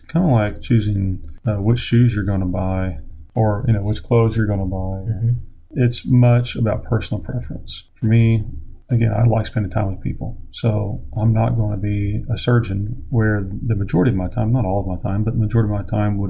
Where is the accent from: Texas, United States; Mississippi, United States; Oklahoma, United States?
Oklahoma, United States; my home state of Oklahoma